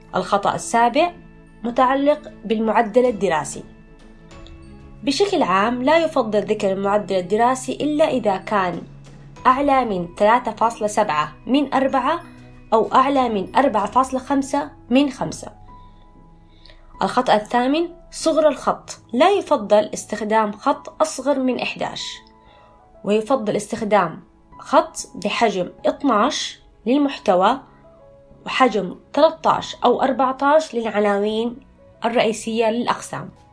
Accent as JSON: {"language": "Arabic", "town": "Jeddah", "region": "Makkah Province", "country": "Saudi Arabia", "tie": "born or raised there", "also_born_or_lived": "Mecca", "said": "رجعت لمسقط رأسي جدة"}